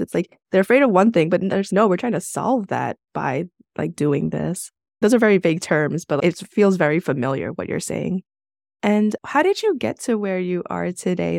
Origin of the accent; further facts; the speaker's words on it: New York City, New York, United States; I'm from New York City